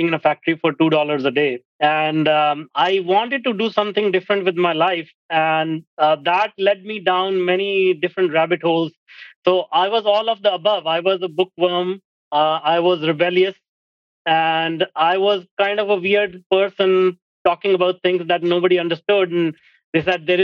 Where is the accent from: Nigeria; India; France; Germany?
India; moved away as an adult; now in Vancouver, Canada; I grew up in India